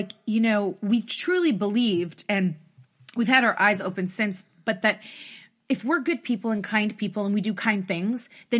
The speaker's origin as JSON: {"language": "English", "town": "Toronto", "region": "Ontario", "country": "Canada", "said": "we come from Toronto and we come from Canada"}